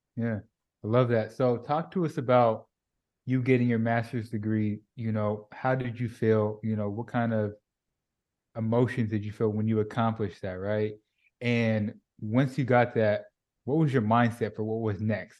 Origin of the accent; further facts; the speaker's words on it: California, United States; moved away as an adult; now in Dallas, United States; I'm originally from California